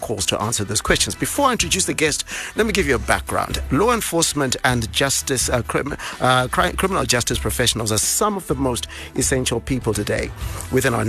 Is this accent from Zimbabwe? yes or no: yes; Bulawayo, Zimbabwe; my hometown, Bulawayo